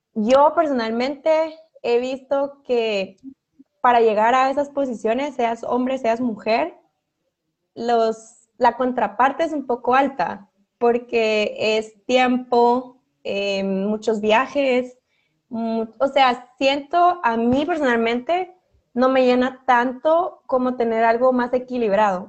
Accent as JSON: {"language": "Spanish", "country": "Guatemala", "moved": "as an adult", "lives_now": "France", "said": "yo que soy la chapina"}